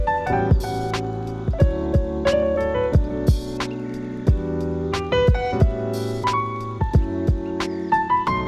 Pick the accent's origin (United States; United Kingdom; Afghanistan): United Kingdom; Northern Ireland